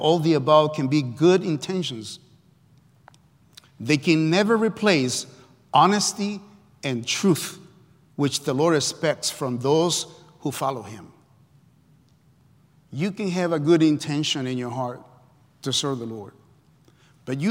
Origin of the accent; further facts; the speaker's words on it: El Salvador; moved away as an adult; I come from Central America, El Salvador. I came when I was 20 years old.